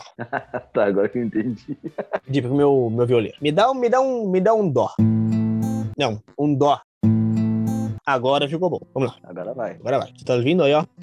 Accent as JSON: {"language": "Portuguese", "region": "Rio de Janeiro", "country": "Brazil", "said": "Não, na verdade, eu sou de, do Rio de Janeiro, né? Eu nasci no Rio de Janeiro. sou, sou da. Sou da Baixada."}